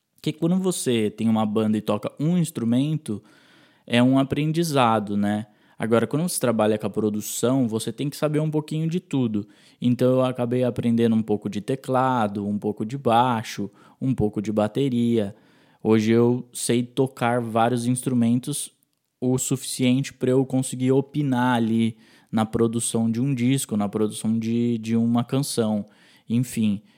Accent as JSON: {"language": "Portuguese", "town": "Itatiba", "region": "São Paulo", "country": "Brazil", "also_born_or_lived": "Sorocaba", "said": "quando eu saí de Itatiba, fui morar em Sorocaba para cursar uma faculdade"}